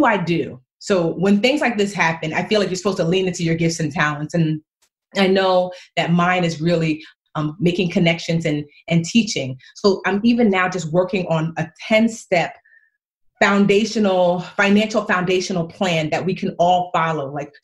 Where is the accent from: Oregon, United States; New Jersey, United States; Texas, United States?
New Jersey, United States; Newark; I want to live here in Newark. I taught here in Newark. I was born here in Newark.